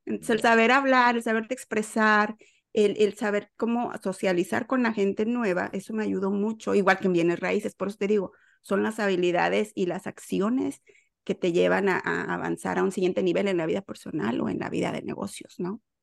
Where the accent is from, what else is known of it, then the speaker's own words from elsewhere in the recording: Mexico City, Mexico; moved away as an adult; now in Houston, United States; yo soy de la Ciudad de México y estoy en Houston en este momento desde el año 2008